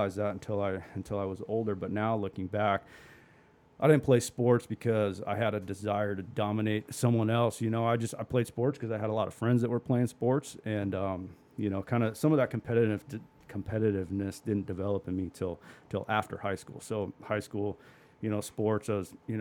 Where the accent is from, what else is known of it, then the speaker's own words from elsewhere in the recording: Peoria, Arizona, United States; I was born and raised in the West Valley. Grew up in Peoria, went to Peoria High School